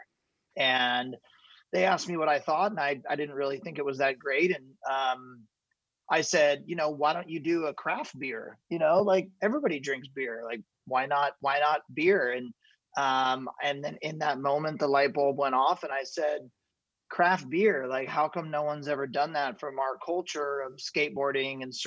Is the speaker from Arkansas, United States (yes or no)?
no; Ventura, California, United States; I grew up in Ventura, which is about 30 minutes south of Santa Barbara here in Southern California